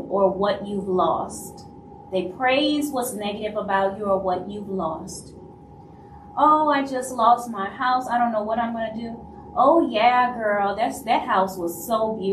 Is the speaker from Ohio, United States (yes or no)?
no; Louisiana, United States; I'm from Louisiana